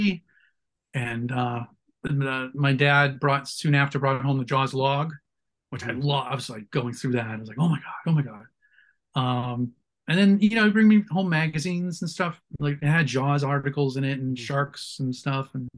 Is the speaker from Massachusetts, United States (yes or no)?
yes; Boston, Massachusetts, United States; moved away; I'm from Boston originally, so Channel 56 had Creature Double Feature